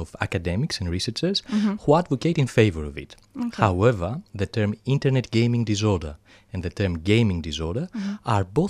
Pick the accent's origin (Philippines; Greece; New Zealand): Greece; accent: thick Greek; English is a second language; now in Australia; my thick Greek accent.